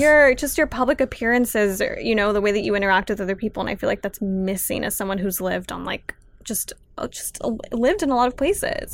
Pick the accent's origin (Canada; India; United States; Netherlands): United States; Los Angeles, California; I'm from Pacoima. I grew up around a lot of street art and graffiti